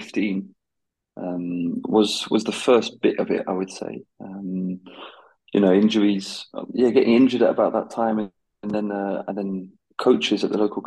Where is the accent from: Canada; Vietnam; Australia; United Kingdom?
United Kingdom; now in Belgium; being British